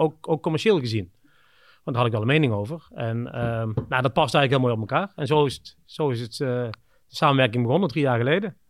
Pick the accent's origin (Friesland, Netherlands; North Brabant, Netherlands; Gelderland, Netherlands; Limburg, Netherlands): North Brabant, Netherlands; Kempen; moved away as an adult; also born or lived in Scandinavia / Budapest / Shanghai / Singapore; een dorp hier in waar ik vandaan kom in de Kempen